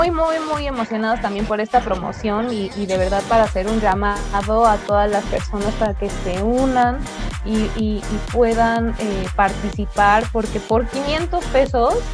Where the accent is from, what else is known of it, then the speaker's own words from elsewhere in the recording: Mexico; verdad tenemos muy, muy arraigado el sentimiento, la, la nacionalidad, la bandera en la frente de que somos mexicanos